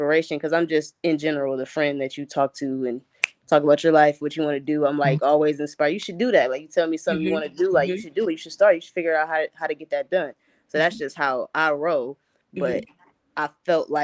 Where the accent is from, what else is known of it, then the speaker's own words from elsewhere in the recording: Cleveland, Ohio, United States; I'm from Cleveland, Ohio. Born and raised, went to St. Martin de Porres High School in Cleveland